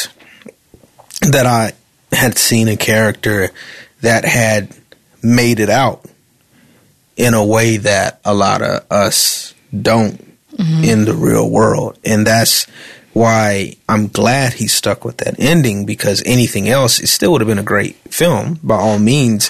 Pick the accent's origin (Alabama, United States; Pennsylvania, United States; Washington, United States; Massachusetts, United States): Alabama, United States; that's where I'm from Alabama